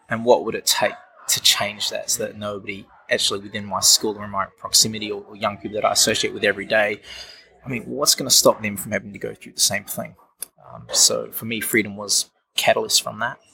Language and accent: English; Wellington, New Zealand; also born or lived in Auckland, New Zealand; I'm from Wellington, New Zealand, which is an awesome place to be, of course. Yeah. Uh, spent my childhood growing up in Auckland, moved back here at about the age of 10